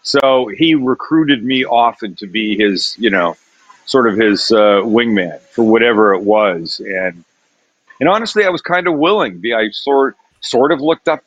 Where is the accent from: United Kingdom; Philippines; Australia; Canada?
Canada; Vancouver, British Columbia; now in United States; Vancouver, Canada